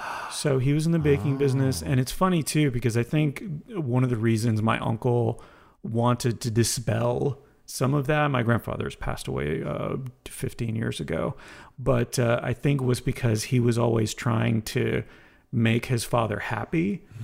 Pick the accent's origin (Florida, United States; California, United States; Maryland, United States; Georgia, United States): Florida, United States; Ormond Beach; also born or lived in Montreal; So I was born in Montreal because my mom couldn't travel. My dad's side of the family was all moving to Daytona Beach, Ormond Beach, Florida.